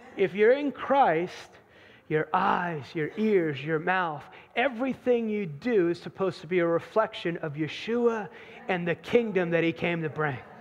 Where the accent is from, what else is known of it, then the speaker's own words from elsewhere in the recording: New Jersey, United States; now in North Carolina, United States; I grew up in New Jersey. I don't live in New Jersey now. I live in the promised land of North Carolina now.